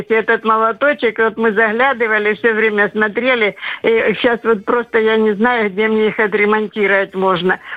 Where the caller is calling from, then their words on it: Krasnodar, Krasnodar Krai, Russia; И мы их довезли целиком в станицу Нововеличковскую на Кубани – я звоню из Краснодара.